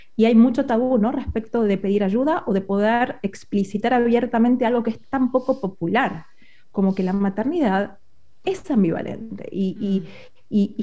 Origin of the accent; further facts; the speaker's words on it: Argentina; moved away as an adult; now in Spain; soy argentina y me mudé hace un año a España con mi familia